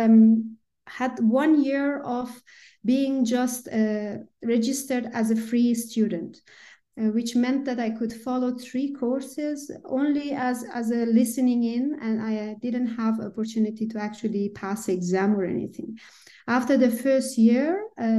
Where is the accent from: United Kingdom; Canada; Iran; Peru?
Iran; Shiraz, Fars; moved away; I was born and raised in Iran, Shiraz